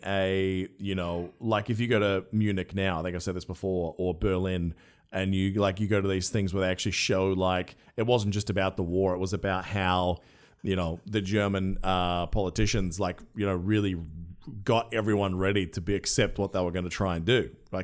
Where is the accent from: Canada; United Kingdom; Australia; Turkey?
Australia; an Australian who loves doing accents